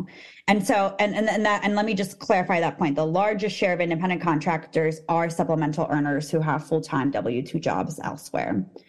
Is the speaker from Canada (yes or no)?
no; Armenia; moved away; So we came from Armenia, actually.